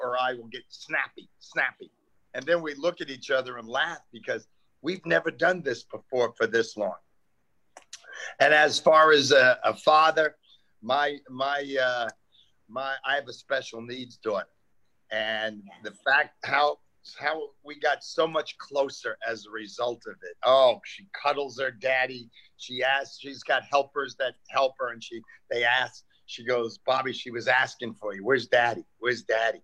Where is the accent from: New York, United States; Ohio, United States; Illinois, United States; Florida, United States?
New York, United States; New York City; now in Santa Monica, United States; I grew up in Queens, New York